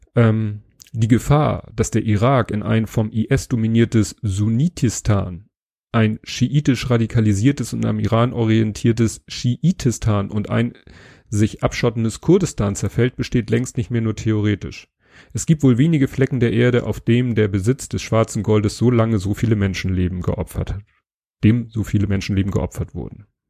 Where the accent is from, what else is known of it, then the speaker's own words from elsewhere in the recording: Hamburg, Germany; als Hamburger